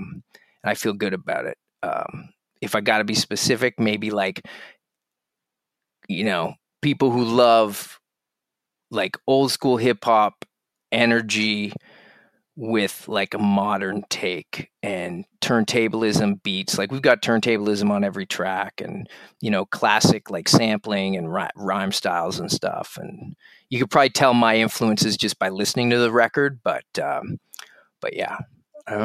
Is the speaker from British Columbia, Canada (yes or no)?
no; Halifax, Nova Scotia, Canada; I grew up in Halifax in the east coast of Canada.